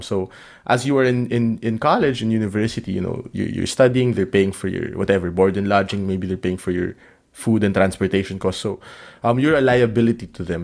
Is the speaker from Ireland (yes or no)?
no; Philippines; moved away as an adult; also born or lived in Vietnam; I come from the Philippines